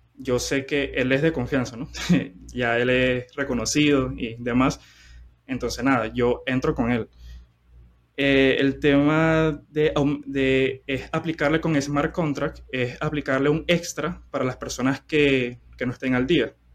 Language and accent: Spanish; Venezuela; soy de, soy de Venezuela